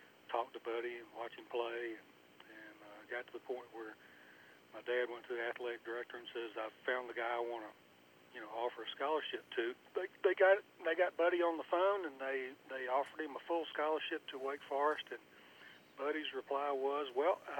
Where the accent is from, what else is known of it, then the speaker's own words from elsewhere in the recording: High Point, North Carolina, United States; I grew up in High Point, North Carolina, which is not very far from Pinehurst